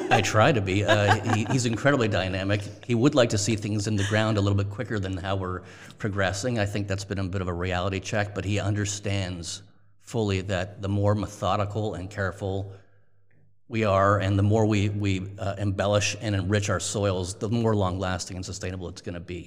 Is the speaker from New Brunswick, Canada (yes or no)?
no; Toronto, Ontario, Canada; moved away; also born or lived in Montreal; I'm Canadian. I was born in Toronto, went to university in Montreal, McGill University